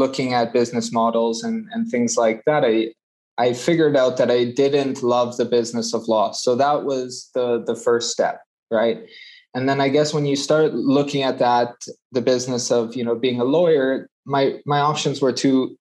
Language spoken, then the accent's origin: English; Calgary, Alberta, Canada; moved away as an adult; also born or lived in Dubai; I'm Canadian from Calgary. I left Canada about 12 years ago, moved overseas